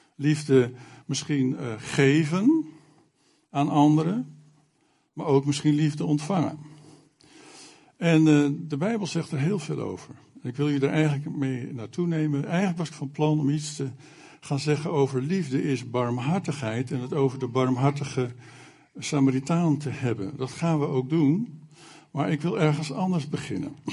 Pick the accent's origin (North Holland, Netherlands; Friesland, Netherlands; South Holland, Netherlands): North Holland, Netherlands; Alkmaar; now in Zutphen, Netherlands; Ik kom zelf vroeger uit Alkmaar, waar al 25 jaar lang een AZC was